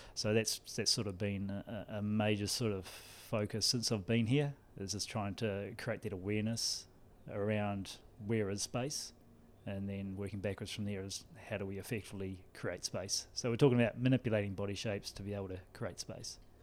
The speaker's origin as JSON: {"language": "English", "country": "New Zealand", "moved": "yes", "lives_now": "Ireland", "said": "you'll notice the accent is, is not Cork. Uh, I'm from New Zealand."}